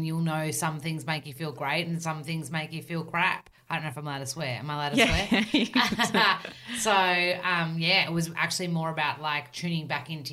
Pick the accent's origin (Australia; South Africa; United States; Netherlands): Australia; accent: bogan Aussie; real, super Aussie